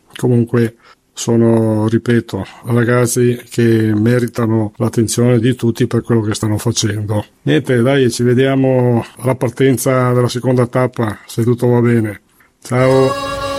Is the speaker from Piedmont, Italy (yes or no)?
no; Vittorio Veneto, Veneto, Italy; vengo da Vittorio Veneto, provincia di Treviso, classe 1950